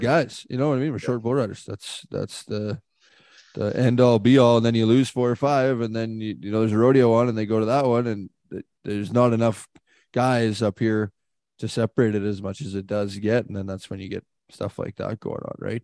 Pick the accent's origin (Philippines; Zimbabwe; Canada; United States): Canada; as a Canadian kid